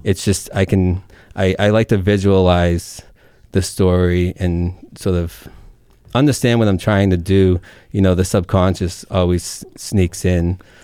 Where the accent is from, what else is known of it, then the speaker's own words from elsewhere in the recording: Lowell, Massachusetts, United States; accent: Merrimack Valley; now in north of Boston, United States; I grew up right along the Merrimack off of the boulevard.